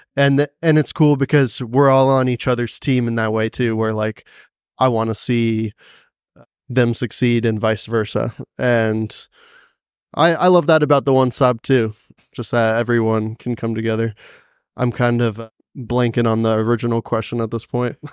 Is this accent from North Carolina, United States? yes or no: yes; Cary, North Carolina, United States; moved away as an adult; also born or lived in Greensboro, North Carolina; now in Asheville, United States; I grew up in a town called Cary, right next to Raleigh